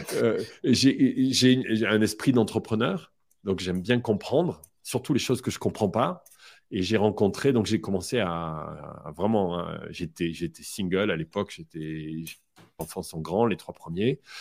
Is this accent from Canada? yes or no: no; France; je suis français